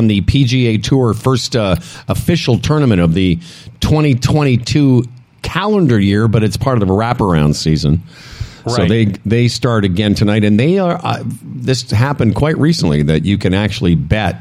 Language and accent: English; Moose Jaw, Saskatchewan, Canada; moved away; I'm originally from Moose Jaw